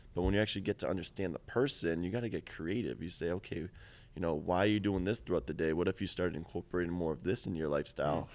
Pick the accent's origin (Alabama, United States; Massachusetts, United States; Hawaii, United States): Massachusetts, United States; Boston; I'm from Boston